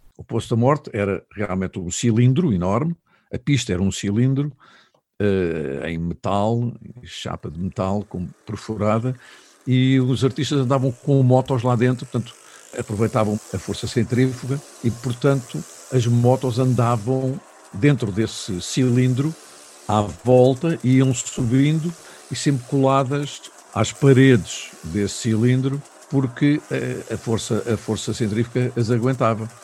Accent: Lisbon, Portugal; desde muito miúdo que ia à Feira Popular, porque nasci na Avenida João Crisóstomo

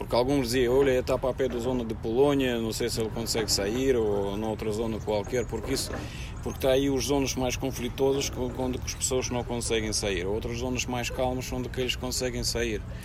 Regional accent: Russia; Portuguese is a second language; moved away as an adult; now in Portugal; eu sou russo, sim, eu sou russo

